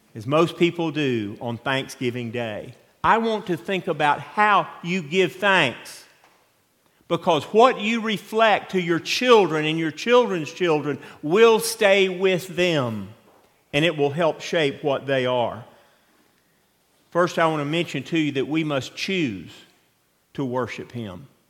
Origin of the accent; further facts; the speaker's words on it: Atlanta, Georgia, United States; moved away; where I grew up in Atlanta